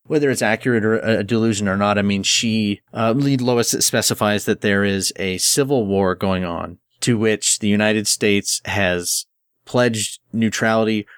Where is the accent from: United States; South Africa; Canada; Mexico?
Canada; I'm Canadian